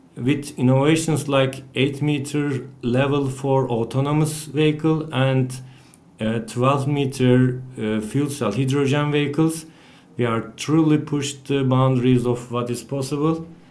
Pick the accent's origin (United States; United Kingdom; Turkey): Turkey; Bursa; at the university in my hometown, Bursa.